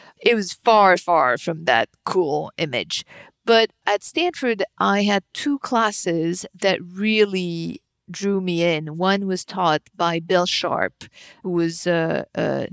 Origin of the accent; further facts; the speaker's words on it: suburb of Paris, Île-de-France, France; moved away as an adult; also born or lived in New York; I was born and raised in France, in the suburb of Paris